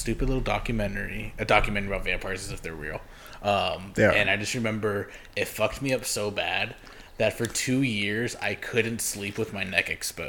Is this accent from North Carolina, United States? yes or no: no; Chicago, Illinois, United States; no, it's not because I'm from Chicago